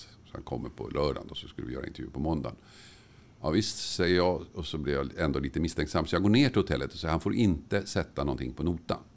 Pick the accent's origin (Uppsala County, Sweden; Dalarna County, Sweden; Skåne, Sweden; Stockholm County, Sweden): Stockholm County, Sweden; Tumba; När jag växte upp i Tumba